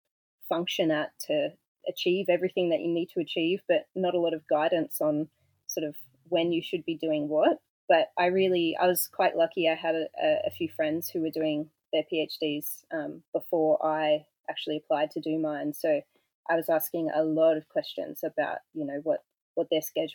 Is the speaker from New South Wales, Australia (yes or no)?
yes; Goulburn, New South Wales, Australia; also born or lived in Sydney; I grew up in Goulburn in New South Wales, which is a small town about an hour away from Canberra